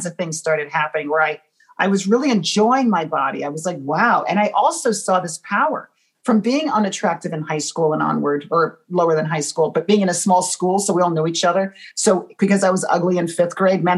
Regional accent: United States; I'm American

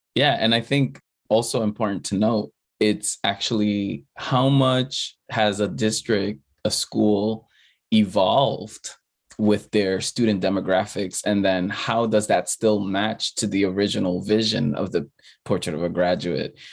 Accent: New York City, New York, United States; English is a second language; growing up as an undocumented student in the Bronx

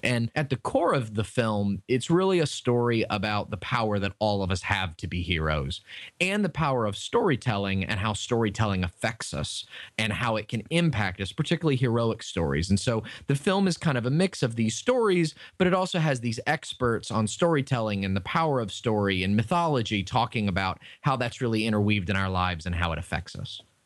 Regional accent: Tampa, Florida, United States; Tampa, Florida, which is my hometown and where I live

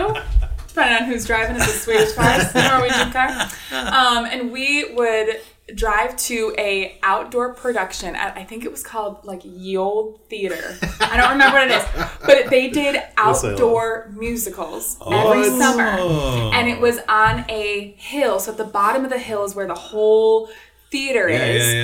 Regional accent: La Crescent, Minnesota, United States; my hometown that I grew up in La Crescent.

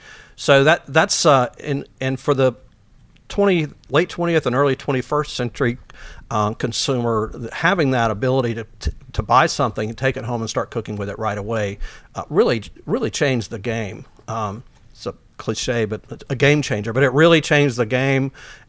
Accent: the South, United States; I'm from the South, so home seasoning wasn't that difficult.

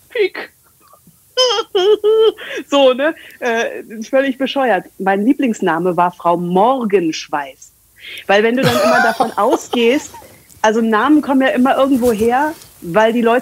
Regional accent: Wanne-Eickel, North Rhine-Westphalia, Germany; also born or lived in Bochum; now in Castrop-Rauxel, Germany; Ich bin ja in Bochum geboren, in Wanne-Eickel aufgewachsen. Und dann habe ich in Bochum studiert

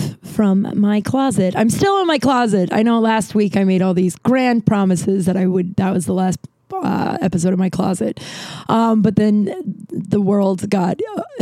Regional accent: Littleton, Colorado, United States; also born or lived in Lakewood, Colorado; I'm from Colorado. I went to high school in a place called Lakewood, which is right. I'm from Littleton

